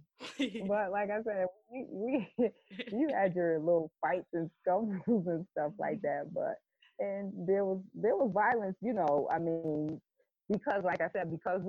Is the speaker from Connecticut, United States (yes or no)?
yes; Hartford, Connecticut, United States; I grew up in a project called Bellevue Square, which is no longer called that now, in mid-50s, so I'm dating myself, mid-50s in the Hartford, Connecticut territory.